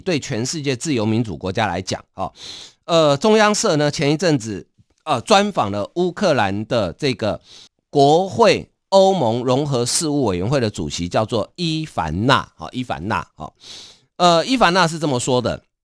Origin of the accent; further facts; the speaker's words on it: Taiwan; 我们台湾人对北欧了解真的不多啊